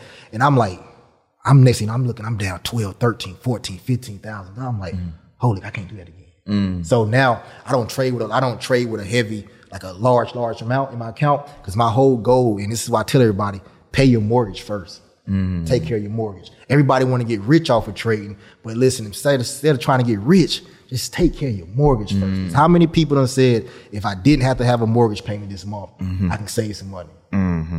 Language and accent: English; South Carolina, United States; Yeah, we ain't have. I mean, my mom worked two jobs.